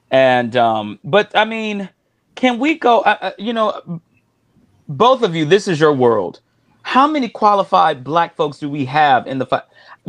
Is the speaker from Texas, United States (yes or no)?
yes; Houston, Texas, United States; I grew up in Houston, you know, of course, Texas. And a lot of my friends and everything were Latino.